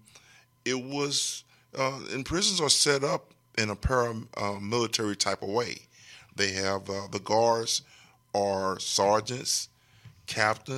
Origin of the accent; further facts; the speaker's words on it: Texarkana, Texas, United States; I'm from Texarkana